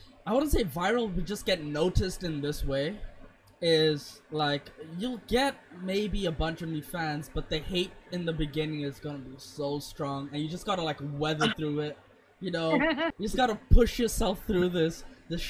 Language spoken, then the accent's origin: English; South Africa; now in India; I grew up in South Africa too